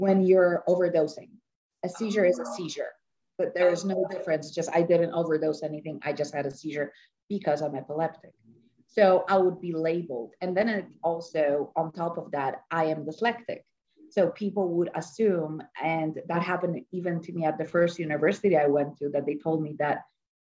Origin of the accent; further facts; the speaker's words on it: Poland; moved away; So I'm Polish. I was born in Poland, and my mother was an actress and a singer